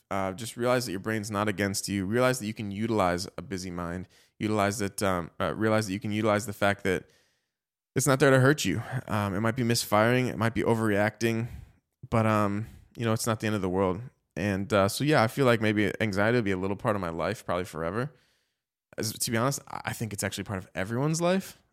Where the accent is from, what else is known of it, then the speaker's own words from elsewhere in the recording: Chicago, Illinois, United States; I grew up in Chicago